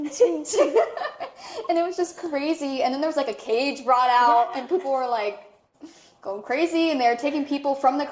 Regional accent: United States

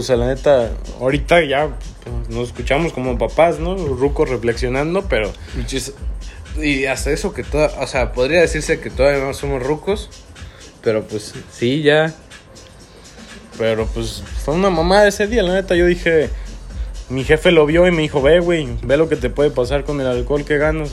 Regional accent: Celaya, Guanajuato, Mexico; Nosotros somos de Celaya, Guanajuato

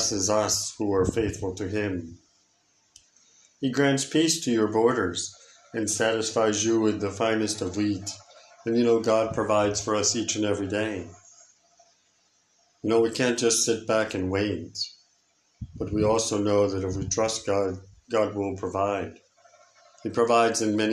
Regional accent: United States; moved away; I come from America

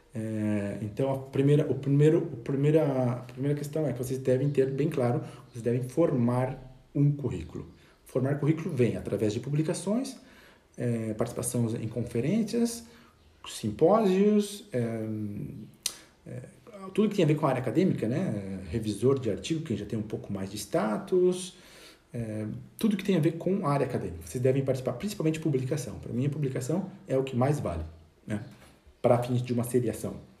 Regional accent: Brazil; moved away as an adult; now in Spain; logo que eu saí do Brasil, terminei o curso

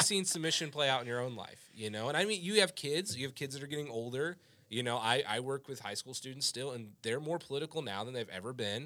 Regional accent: United States; I am an American

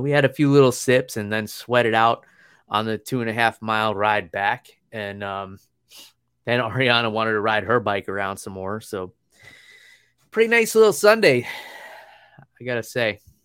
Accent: New York, United States; I come from New York where it's pretty easy to get around. We got trains

